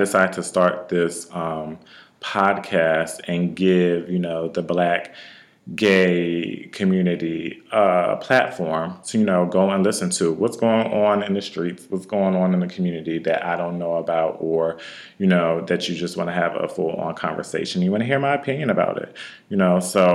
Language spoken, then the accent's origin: English; Wilmington, Delaware, United States; I'm born and raised in Wilmington, Delaware, and I'm 20 minutes from Philadelphia.